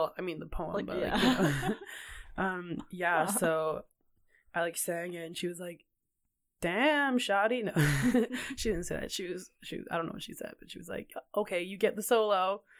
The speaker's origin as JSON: {"language": "English", "town": "Kelowna", "region": "British Columbia", "country": "Canada", "tie": "born or raised there", "said": "I grew up in Kelowna, BC, born and raised until I was 20 years old."}